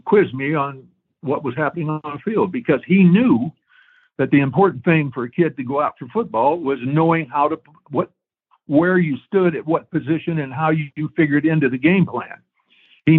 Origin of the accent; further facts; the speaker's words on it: Stow, Ohio, United States; growing up in Stowe, Ohio, which was roughly about 20 miles from Akron